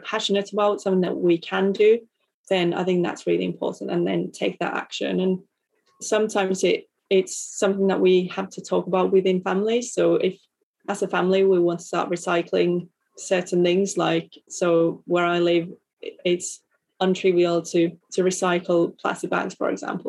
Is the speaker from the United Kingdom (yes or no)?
no; Finland; as a Lutheran and growing up in Finland